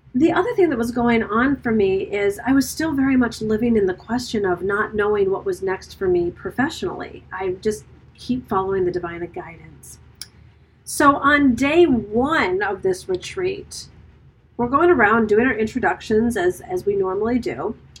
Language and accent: English; Birmingham, Michigan, United States; also born or lived in New York; now in Italy; my hometown